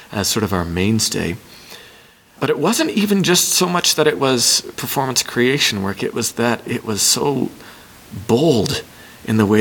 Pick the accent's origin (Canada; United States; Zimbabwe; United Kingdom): Canada; Hamilton, Ontario; I worked for a children's theater company in my hometown of Hamilton, Ontario.